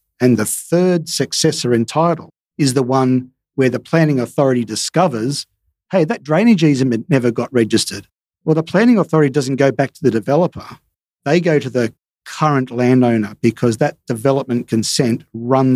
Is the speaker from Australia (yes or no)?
yes; Sydney, New South Wales, Australia; now in Perth, Australia; I'm from Sydney